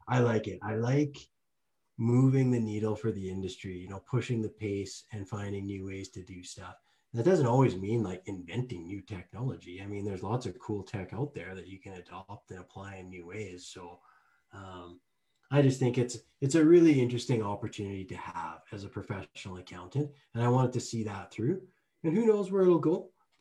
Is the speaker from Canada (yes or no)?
yes; Lethbridge, Alberta, Canada; born or raised there